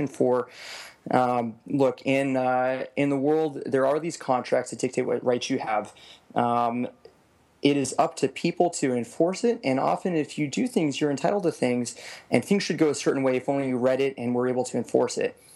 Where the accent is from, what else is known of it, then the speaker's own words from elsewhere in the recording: Las Vegas, Nevada, United States; moved away; I was born and raised in Las Vegas, Nevada. Grew up there for 18 years.